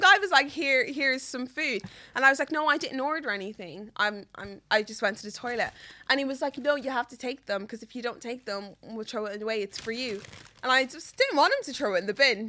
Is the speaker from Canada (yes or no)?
no; Meath, Leinster, Ireland; I'm from Meath